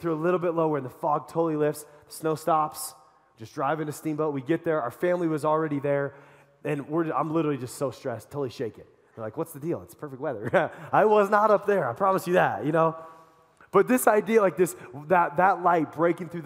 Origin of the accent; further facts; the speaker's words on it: Colorado, United States; I'm from Colorado